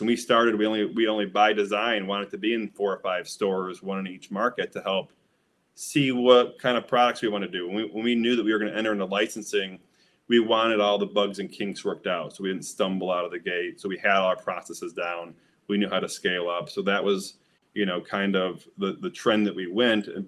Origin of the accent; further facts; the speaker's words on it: Midwest, United States; because I'm from the Midwest, um, and have been smoking for 25 years, I grew up with Michigan brickweed